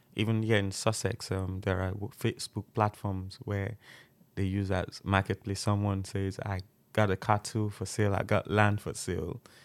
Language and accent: English; Nigeria; moved away as an adult; now in United Kingdom; I'm from Nigeria